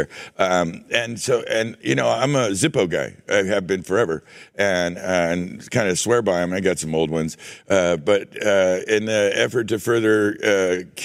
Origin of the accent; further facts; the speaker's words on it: United States; I'm from America